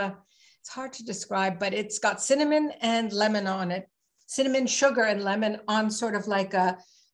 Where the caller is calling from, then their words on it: Ottawa, Ontario, Canada; So I'm calling in from the capital of Canada, Ottawa. And in terms of site, I live in the country